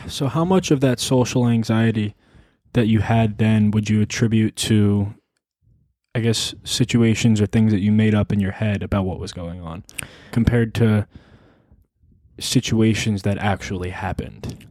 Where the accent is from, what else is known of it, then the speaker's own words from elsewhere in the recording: New York, United States; also born or lived in Arizona; when I moved from Arizona to New York